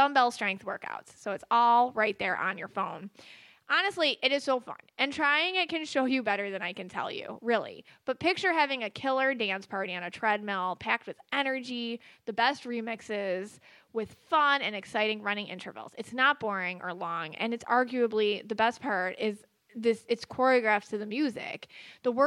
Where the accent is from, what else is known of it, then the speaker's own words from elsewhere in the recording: Buffalo, New York, United States; I'm from Buffalo.